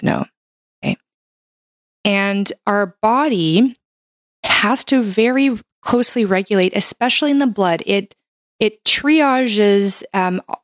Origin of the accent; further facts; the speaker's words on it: Canada; I'm a Canadian medical doctor